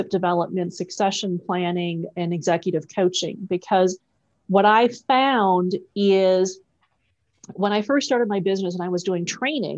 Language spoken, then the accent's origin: English; Wisconsin, United States; I'm actually a Midwest girl. I grew up in Wisconsin, a small farming town in Wisconsin.